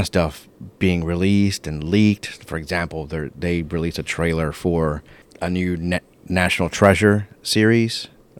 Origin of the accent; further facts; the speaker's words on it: Orlando, Florida, United States; I'm from Orlando.